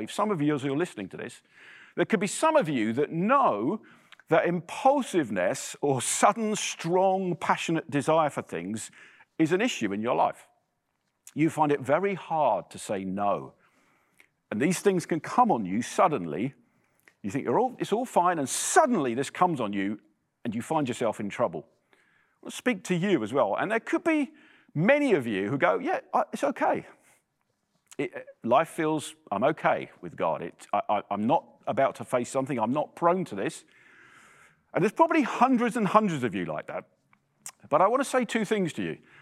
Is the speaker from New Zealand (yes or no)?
no; England, United Kingdom; accent: English; moved away as an adult; now in Ottawa, Canada; you'll tell from my accent that I'm English